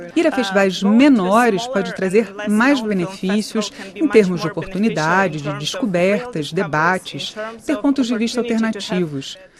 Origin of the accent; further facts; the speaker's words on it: Donetsk, Donetsk Oblast, Ukraine; moved away as an adult; also born or lived in Kyiv / Bucha / Poland; now in Germany; eu nasci em Donetsk, vivi lá até terminar meus estudos